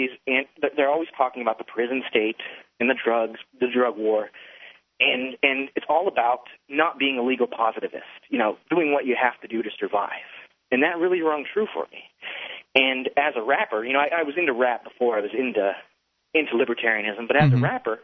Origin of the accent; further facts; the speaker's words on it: Houston, Texas, United States; You know, in Texas, I grew up in Houston